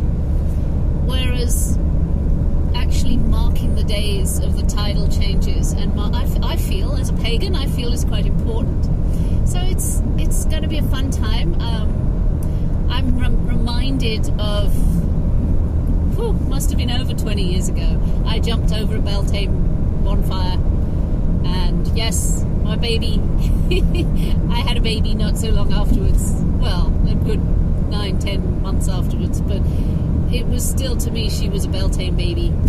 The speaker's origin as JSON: {"language": "English", "region": "England", "country": "United Kingdom", "said": "I am English, and I love being English, and I love my land"}